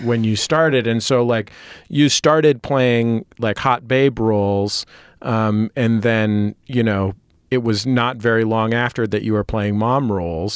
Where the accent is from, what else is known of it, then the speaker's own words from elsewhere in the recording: San Francisco, California, United States; now in Los Angeles, United States; I live in Los Angeles. I'm from San Francisco